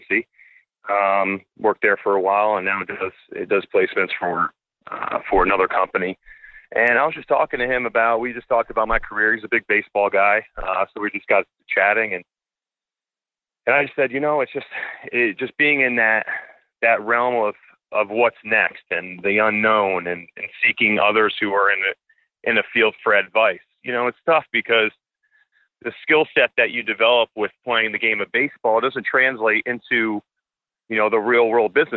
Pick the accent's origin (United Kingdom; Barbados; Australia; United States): United States; Schenectady, New York; My home house in my hometown of Schenectady, New York, where I grew up